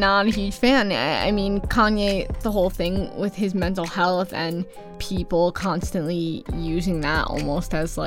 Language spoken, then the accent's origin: English; Chicago, Illinois, United States; coming from Chicago